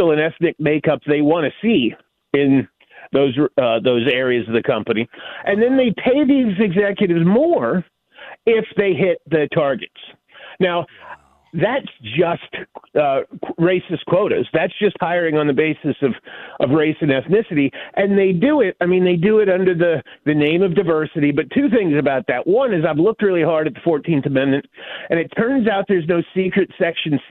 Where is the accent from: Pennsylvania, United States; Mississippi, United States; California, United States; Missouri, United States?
Pennsylvania, United States; moved away; also born or lived in Virginia; I grew up in the hills of Pennsylvania